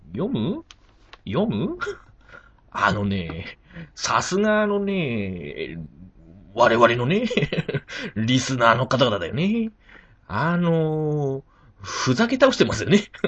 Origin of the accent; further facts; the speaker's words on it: Fukushima, Japan; 福島県出身